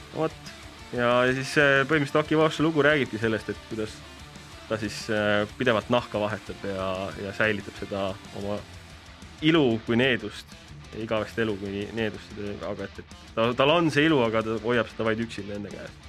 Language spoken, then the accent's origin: Estonian; Tallinn, Harju County, Estonia; ma olen ise Tallinnast pärit